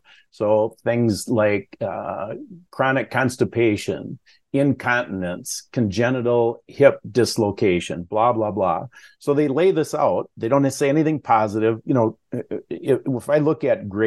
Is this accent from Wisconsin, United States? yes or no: yes; Wisconsin, United States; I'm from Wisconsin